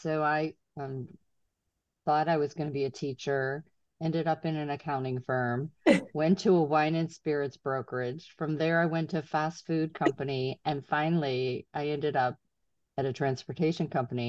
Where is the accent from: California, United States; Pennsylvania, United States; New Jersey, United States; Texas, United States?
Pennsylvania, United States; Pittsburgh; Well, I'm from Pittsburgh originally